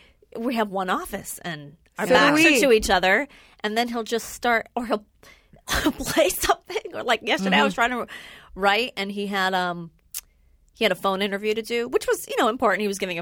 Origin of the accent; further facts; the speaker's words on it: Los Angeles, California, United States; I'm from, like, 5 minutes away. I'm from North Hollywood. Oh. Believe it or not. Born and raised.